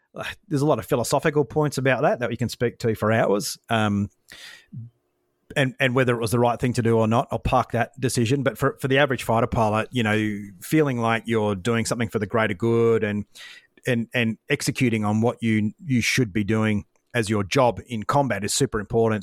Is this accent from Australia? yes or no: yes; Brisbane, Queensland, Australia; I grew up in Brisbane